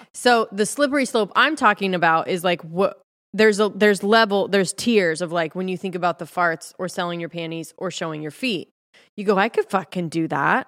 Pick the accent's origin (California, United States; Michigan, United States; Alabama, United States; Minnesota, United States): California, United States; moved away; also born or lived in Texas; I was from California.